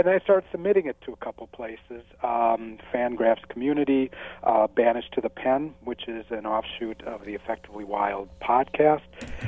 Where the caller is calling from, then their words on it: Saratoga Springs, New York, United States; Upstate New York, Saratoga Springs, where I'm hoping we get just rain and not snow today.